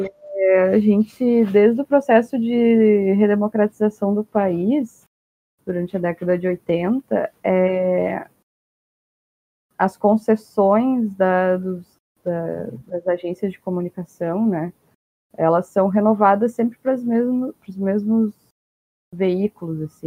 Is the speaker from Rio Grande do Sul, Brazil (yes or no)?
yes; Rio Grande do Sul, Brazil; eu sou do Rio Grande do Sul